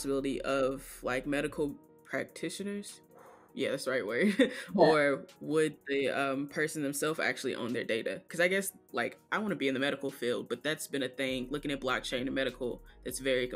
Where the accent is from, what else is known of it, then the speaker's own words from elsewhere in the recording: Tennessee, United States; now in Michigan, United States; I'm from Tennessee, so I got an OBGYN there